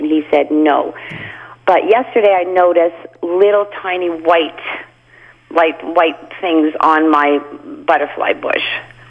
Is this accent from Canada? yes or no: yes; Canada; moved away as an adult; We're from Canada